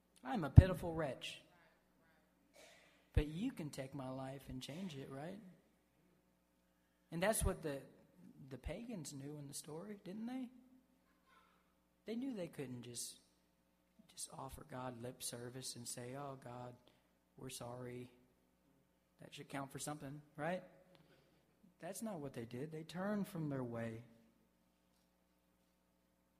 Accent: the South, United States; I grew up in the South

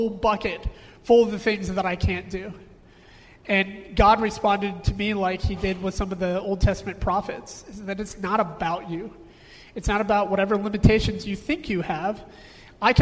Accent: United States; Growing up in America

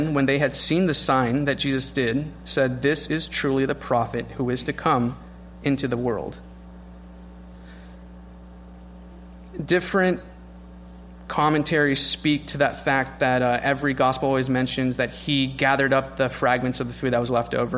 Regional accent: California, United States; as a Californian

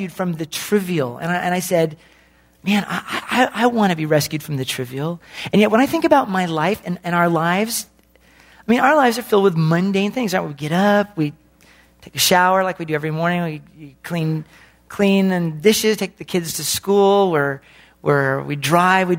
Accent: the Northwest, Pacific Northwest, United States; I'm from the Northwest

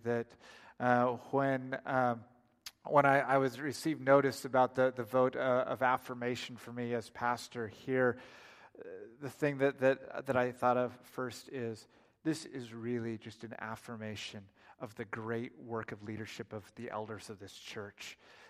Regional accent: Oregon, United States; now in Oklahoma, United States; it comes out in conversation that we're from Oregon. And without missing a beat, everybody just says, "Why on earth did you move to Oklahoma?"

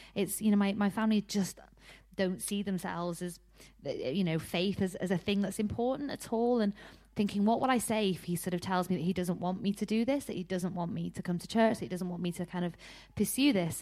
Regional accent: Harrogate, Yorkshire and the Humber, United Kingdom; I'm from Harrogate in North Yorkshire, um, and honestly, growing up was quite tough.

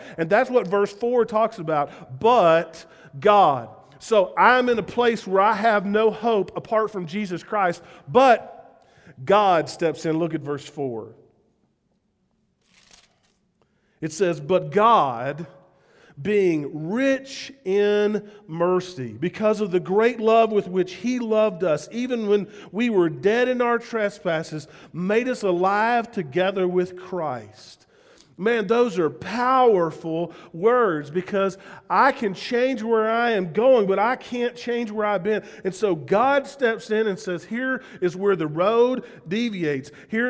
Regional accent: the South, United States; accent: southern; I'm still, as much as I would love to drop my southern accent and have people believe that I really love living here, they'd say, where are you from? I'm from Spearfish.

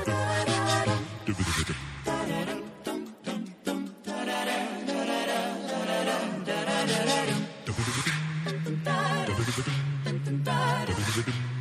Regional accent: Buffalo, New York, United States; moved away; I'm a kid from Buffalo

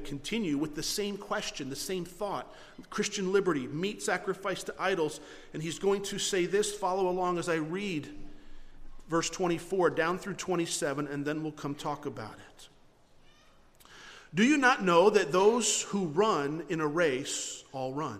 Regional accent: Florida, United States; moved away; We're from Florida

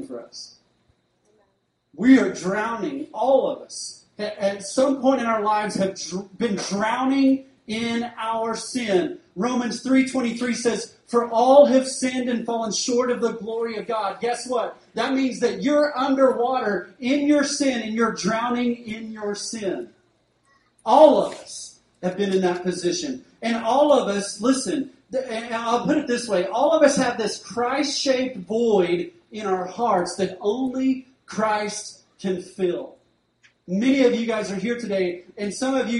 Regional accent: Duncan, Oklahoma, United States; I grew up in Duncan

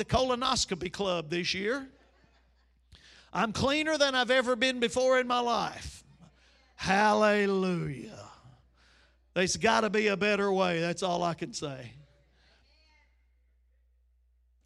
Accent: United States; I'm from Chambers County

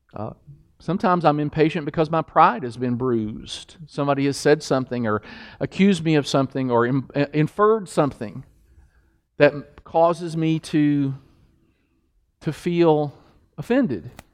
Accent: Kentucky, United States; I'm from Kentucky

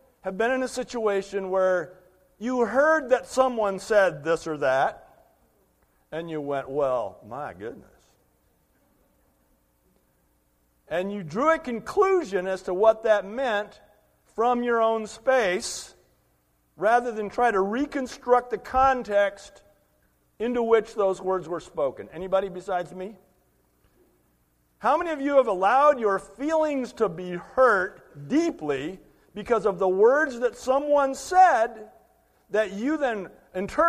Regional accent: United States; we make as American Christians

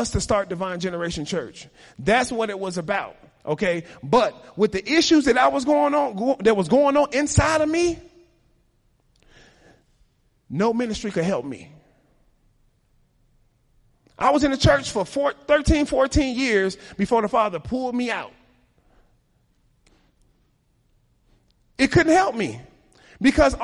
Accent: Chicago, Illinois, United States; I was raised in Chicago

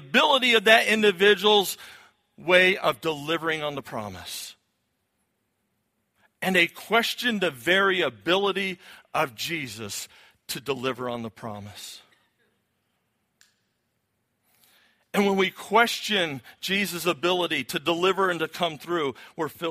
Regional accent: Florida, United States; now in New England, United States; I was born in Florida, and I kind of got a little bit of the South in me

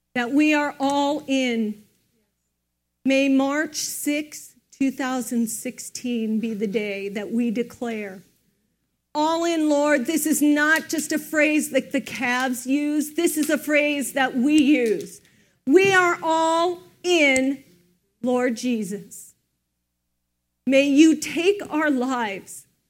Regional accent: United States; we don't as an American culture

